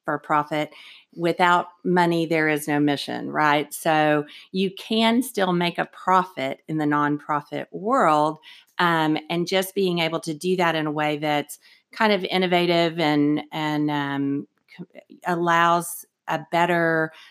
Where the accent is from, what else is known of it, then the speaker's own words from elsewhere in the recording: Austin, Texas, United States; So we grew up here in Austin, Texas, um, and we are a national organization.